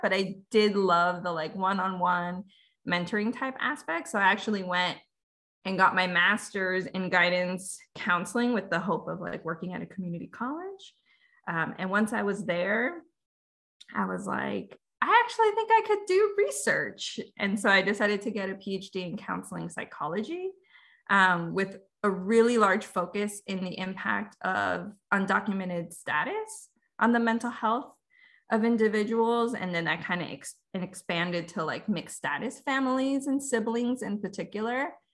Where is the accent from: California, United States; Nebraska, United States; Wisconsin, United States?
California, United States; also born or lived in Veracruz, Mexico; So I was born in Mexico, Veracruz, but I came really young. So I have very little memories um, of growing up there. Um, my family and I moved to California, and I've been there pretty much ever since.